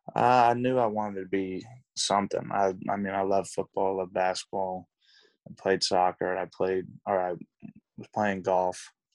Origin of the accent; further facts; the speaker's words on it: Tulsa, Oklahoma, United States; also born or lived in Dallas, Texas; I grew up in Tulsa, Oklahoma